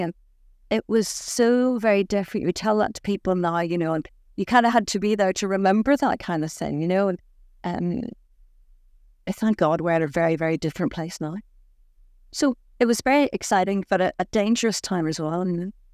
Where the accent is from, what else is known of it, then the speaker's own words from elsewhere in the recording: Saintfield, Northern Ireland, United Kingdom; I was born in Saintfield in County Down